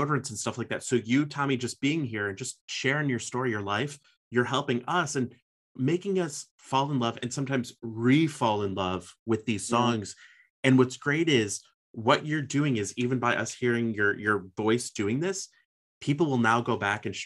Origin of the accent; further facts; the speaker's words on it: Chicago, Illinois, United States; I'm from Chicago, based in Chicago